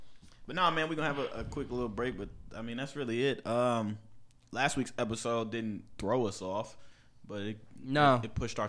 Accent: Milwaukee, Wisconsin, United States; I'm from Hood East Side.

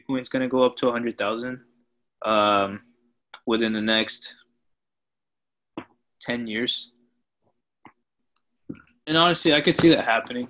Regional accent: Peru; So I am immigrants from Peru, first generation immigrants.

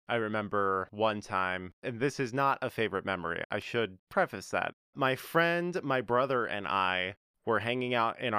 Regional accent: North Carolina, United States; born there; Yes, I was born in North Carolina. I was not born in Utah.

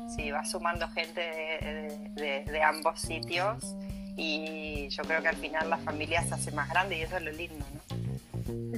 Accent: Uruguay; now in Galicia, Spain; yo soy uruguaya, pero eh, mis países son gallegas

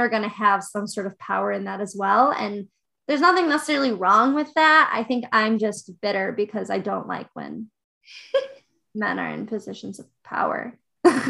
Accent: outside of Chicago, Illinois, United States; Now I live in Chicago. I grew up outside of Chicago

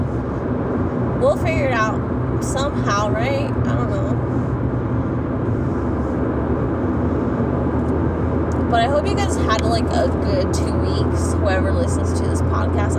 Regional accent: California, United States; moved away; I was raised in California

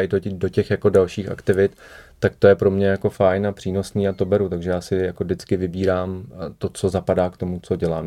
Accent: Prague, Czechia; also born or lived in Moravian Wallachia; narodil jsem se teda na Valašsku, ale v Praze jsem od 6 let, takže už se považuji za Pražáka

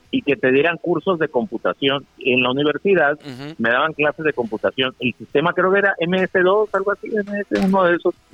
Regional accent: Mazatlán, Sinaloa, Mexico; moved away; yo nací en Mazatlán.

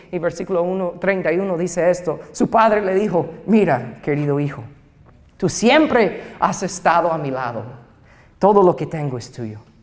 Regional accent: United States; Spanish is a second language; moved away; soy gringo y voy aprendiendo el idioma

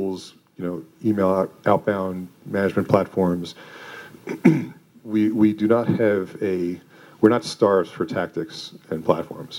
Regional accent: Westchester, New York, United States; moved away as an adult; also born or lived in Manhattan, New York; now in Boulder, United States; I'm a New Yorker born and raised and grew up in Westchester

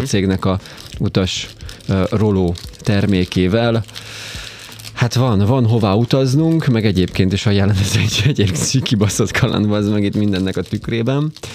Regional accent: Borsod-Abaúj-Zemplén, Hungary; borsodban nőttem

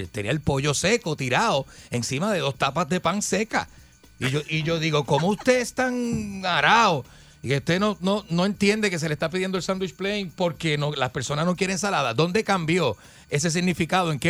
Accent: Manatí, Puerto Rico; Yo soy de Manatí

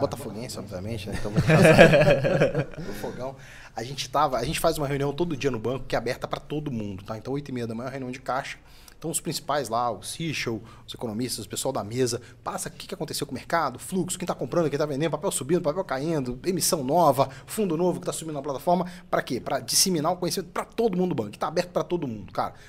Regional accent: Minas Gerais, Brazil; Como bom mineiro

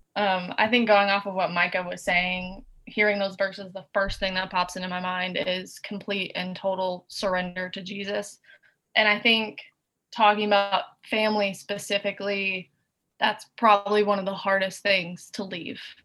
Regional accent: Chattanooga, Tennessee, United States; now in Nashville, United States; We're both from Chattanooga.

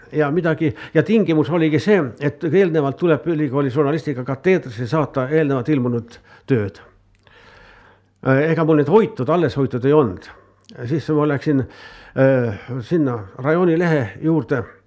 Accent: Estonia; minu kodukülast Karjatnurmest

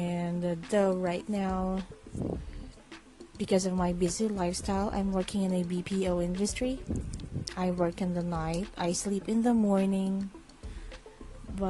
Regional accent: Philippines; English is a second language; I'm from the Philippines, so my English may not be as perfect

